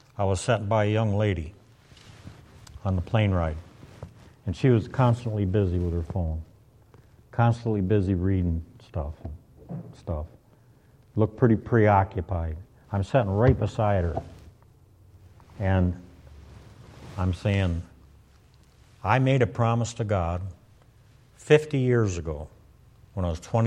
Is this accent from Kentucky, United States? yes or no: no; Michigan, United States; I'm from Michigan